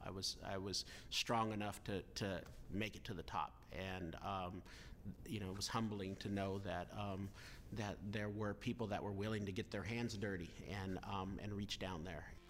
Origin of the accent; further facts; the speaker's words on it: Los Banos, California, United States; I was born in Los Banos, California.